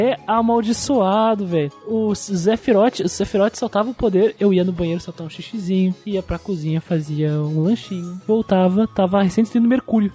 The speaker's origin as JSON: {"language": "Portuguese", "region": "Rio Grande do Sul", "country": "Brazil", "said": "Também sou gaúcho"}